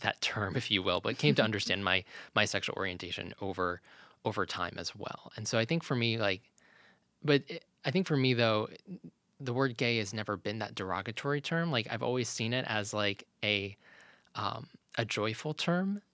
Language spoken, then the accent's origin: English; Lynchburg, Virginia, United States; when we moved as a family from Virginia Beach to Lynchburg, Virginia, that not only was a big move for me